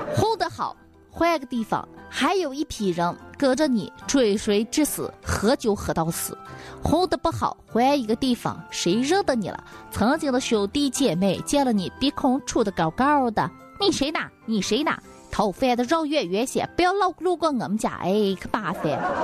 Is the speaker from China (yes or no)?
yes; Xi'an, northern Shaanxi, China; 咱们西北人、西安人、陕北人都是这号